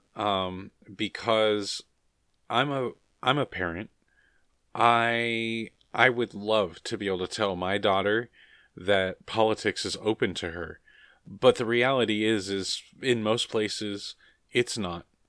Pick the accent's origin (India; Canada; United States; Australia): United States; I'm an American